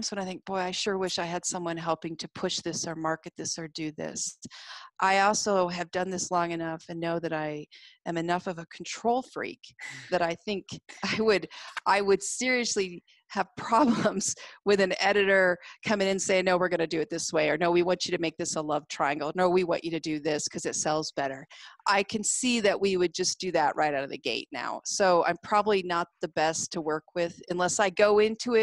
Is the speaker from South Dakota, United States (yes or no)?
yes; Deadwood, South Dakota, United States; moved away; I spent part of my time growing up in Deadwood